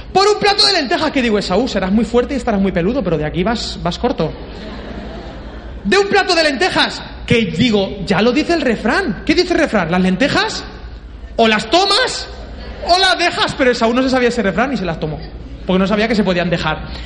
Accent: Peru; Yo vengo de Perú y he comido todo.

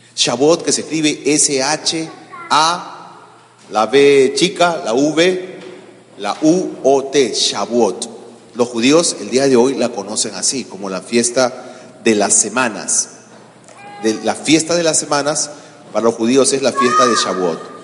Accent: Peru; eran los líderes nacionales de los testigos de Jehová en mi país

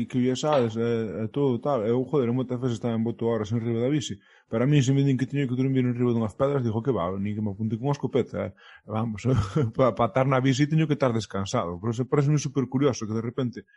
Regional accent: Ribeira, Galicia, Spain; eu son de Rivera, teño respeto de ali

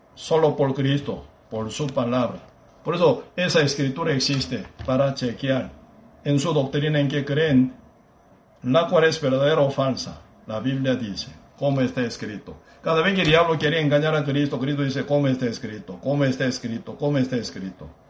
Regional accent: Busan, South Korea; Spanish is a second language; now in Costa Rica; Busan, mi pueblo natal

